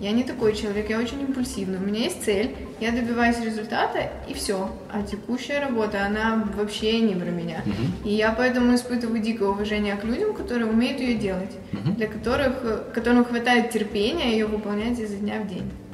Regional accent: Odesa, Odesa Oblast, Ukraine; Украина, Одесса

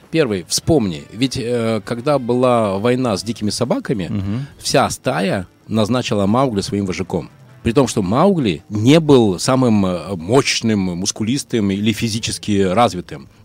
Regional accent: Izhevsk, Udmurtia, Russia; 28-го буду в Ижевске, так что имею в виду, если да. там что-то надо кому-то передать, то пожалуйста. Супер, мой родной город.

